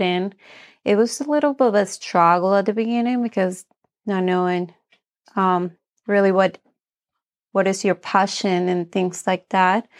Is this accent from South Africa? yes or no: no; Bolivia; moved away; I'm from Bolivia. My mom was a housewife, and my dad did all the work